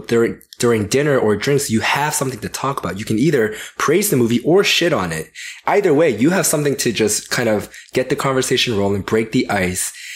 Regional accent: Georgia, United States; I grew up in Georgia

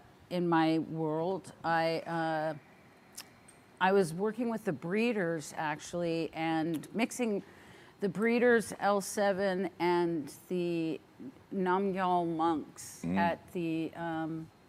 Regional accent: Orange County, California, United States; I grew up in Orange County, California, so there were no shows there

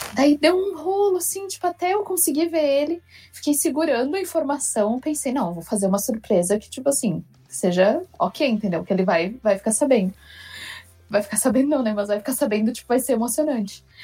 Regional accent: Rio Grande do Sul, Brazil; eu sou do Rio Grande do Sul, então o sotaque com certeza vai tá diferente de todo

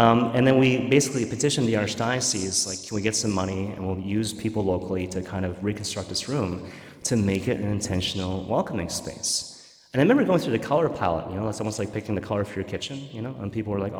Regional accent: Vancouver, British Columbia, Canada; moved away; I'm from Vancouver

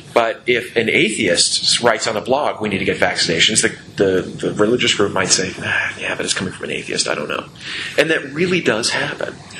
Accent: United States; I am an American

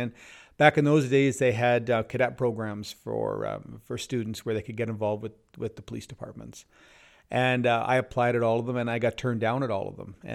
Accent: Southern Ontario, Canada; moved away as an adult; now in Lower Mainland, Canada; I grew up in Southern Ontario

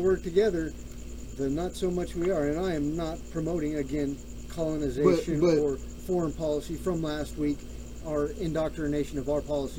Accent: Wyoming, United States; From Wyoming. I was born there. I grew up with Dick Cheney.

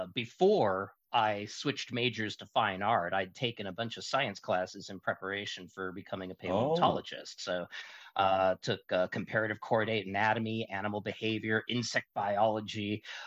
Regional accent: Seattle, Washington, United States; now in Casper, United States; Well, I was born in Seattle, Washington, or greater Ketchikan.

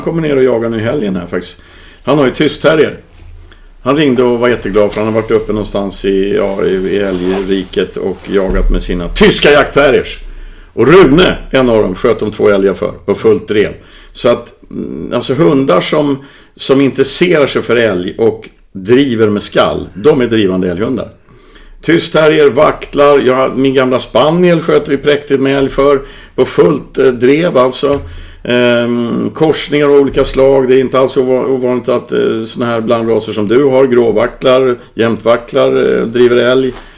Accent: Värmland, Sweden; moved away; när jag var barn i Värmland

